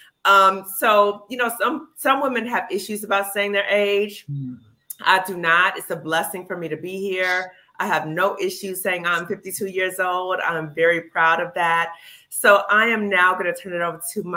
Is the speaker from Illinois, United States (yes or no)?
yes; Chicago, Illinois, United States; moved away; I'm from Chicago